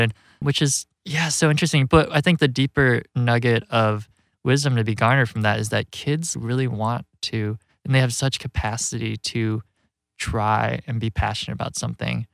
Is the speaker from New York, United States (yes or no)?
no; Rockford, Illinois, United States; moved away as an adult; also born or lived in Chicago; growing up in Rockford where the film takes place, it's this working class Rust Belt community